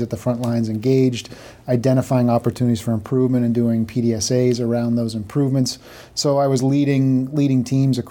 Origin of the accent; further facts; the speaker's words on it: Boston, Massachusetts, United States; I grew up in the Massachusetts Boston area